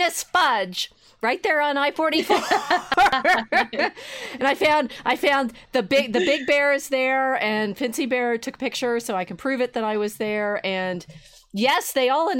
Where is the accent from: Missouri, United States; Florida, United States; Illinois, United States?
Missouri, United States; St. Louis; I was born in St. Louis